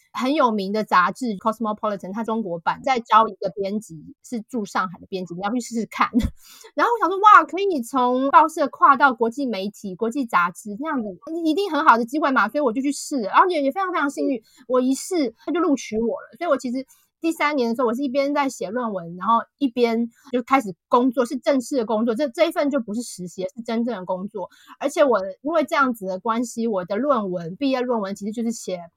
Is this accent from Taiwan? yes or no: yes; Taiwan; moved away as an adult; now in United Kingdom; 跟我们台湾人一般的预设的印象或价值观比较不一样